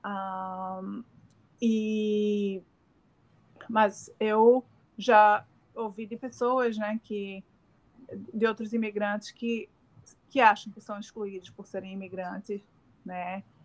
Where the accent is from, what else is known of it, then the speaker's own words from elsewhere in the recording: Northeast Region, Brazil; accent: Northeastern; moved away as an adult; now in Australia; como nordestina, né, tenho um, um sotaque bem acentuado